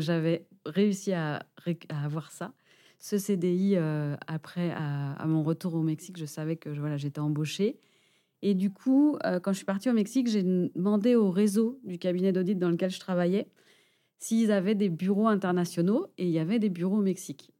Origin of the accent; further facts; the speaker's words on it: Angers, Pays de la Loire, France; moved away as an adult; also born or lived in Dijon / Paris / Monterrey, Mexico / Basque Country; now in Biarritz, France; je suis originaire d'Angers